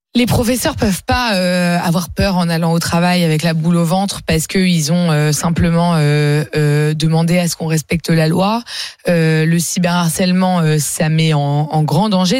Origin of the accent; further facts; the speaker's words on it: France; je suis fière d'être française, je suis fière de la France.